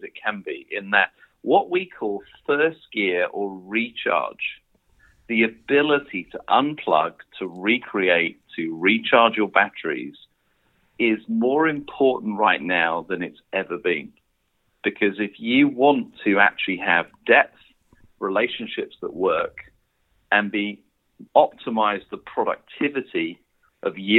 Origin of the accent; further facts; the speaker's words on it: United Kingdom; As a Brit